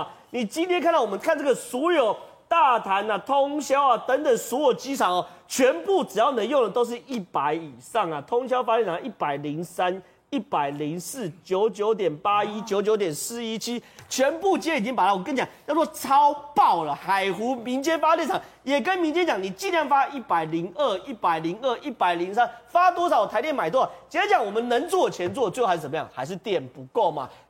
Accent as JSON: {"language": "Chinese", "region": "northern Taiwan", "country": "Taiwan", "said": "所以变成说我北部人，我们其实很对不起南部，"}